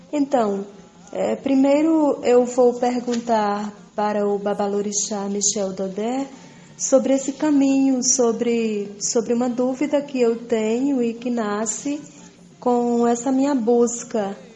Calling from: Pernambuco, Brazil; Olá, eu sou …, eu sou de Dandalunda, moro em Pernambuco

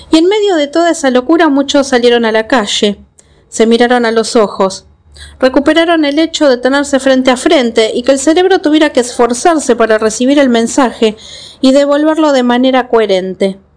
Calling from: Argentina; Hola Gaby … de Argentina

